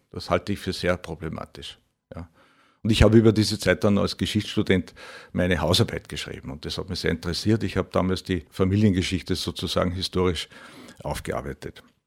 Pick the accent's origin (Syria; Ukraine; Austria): Austria; Reichenau im Mühlkreis, Upper Austria; Ich komme aus Reichenau im Mühlkreis, Viele werden den Ort kennen, Stickel nördlich von Linz.